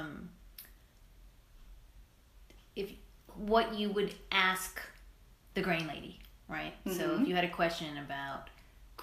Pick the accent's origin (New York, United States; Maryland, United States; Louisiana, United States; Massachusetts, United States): New York, United States; New York City; growing up in Brooklyn